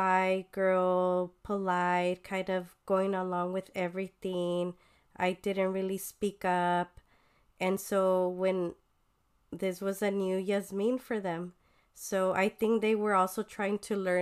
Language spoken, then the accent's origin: English; Sinaloa, Mexico; moved away; I grew up with them since I was born with them in Sinaloa when they were staying in Sinaloa